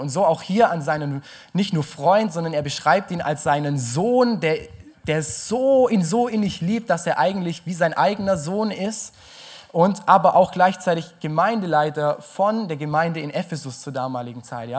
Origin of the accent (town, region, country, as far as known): Germany